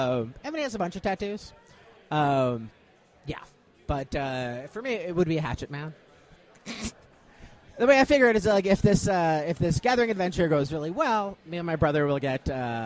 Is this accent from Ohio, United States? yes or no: no; Chicago, Illinois, United States; moved away as an adult; now in Marietta, United States; And growing up in Chicago taught me a certain deference to authority.